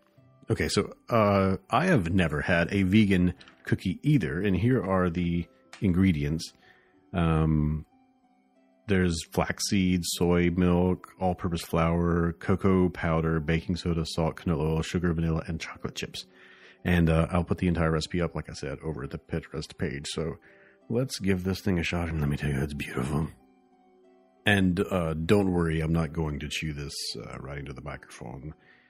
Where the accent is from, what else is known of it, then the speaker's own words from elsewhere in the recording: the South, United States; accent: southern; it's so good that it's making my southern accent just, be unrepressed.